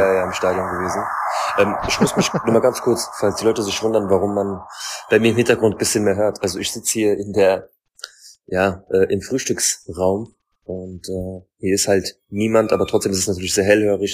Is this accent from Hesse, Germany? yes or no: yes; Frankfurt, Hesse, Germany; ich komme aus Frankfurt